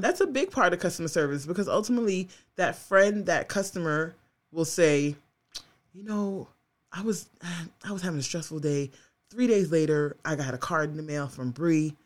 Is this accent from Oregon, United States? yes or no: no; New York, United States; as a New Yorker